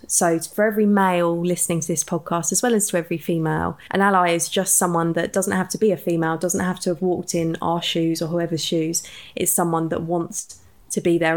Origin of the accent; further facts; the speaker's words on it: Watford, East of England, United Kingdom; we're two girls from Watford